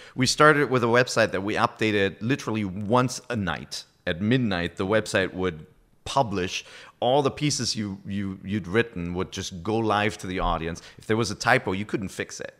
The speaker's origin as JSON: {"language": "English", "country": "Germany", "also_born_or_lived": "Japan", "accent": "German", "first_language": "German", "second_language": "English", "moved": "as an adult", "said": "German is my, my, my native language"}